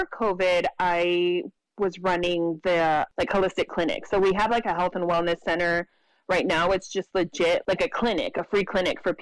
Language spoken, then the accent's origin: English; Imperial County, California, United States; now in San Diego, United States; I'm originally from Imperial County, which is like the desert, rural desert area in California